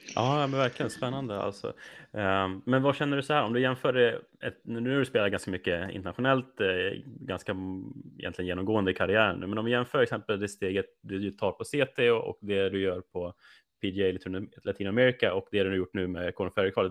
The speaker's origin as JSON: {"language": "Swedish", "town": "Rättvik", "region": "Dalarna County", "country": "Sweden", "tie": "born or raised there", "moved": "yes", "said": "Jag som är uppvuxen uppe i Rättvik i Dalarna"}